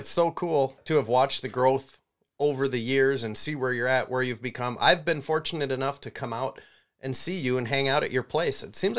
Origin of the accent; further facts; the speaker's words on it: Brainerd, Minnesota, United States; my hometown of Brainerd, Minnesota